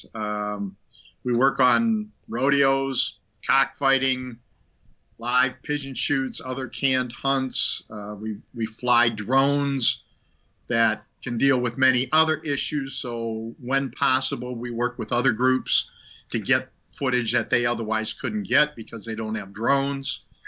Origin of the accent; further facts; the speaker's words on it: Minnesota, United States; moved away; also born or lived in Illinois / Long Island, New York; I lived in Minnesota, born and raised in Minnesota.